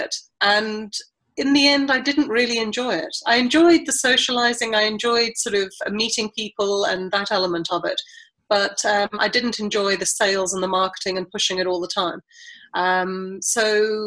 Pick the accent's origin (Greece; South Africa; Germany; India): South Africa; moved away; I was brought up in South Africa during apartheid, but we went to a mixed race school.